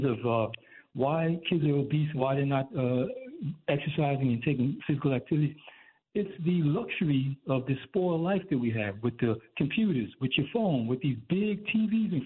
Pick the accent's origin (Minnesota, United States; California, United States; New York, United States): New York, United States; New York City; I grew up in Canarsie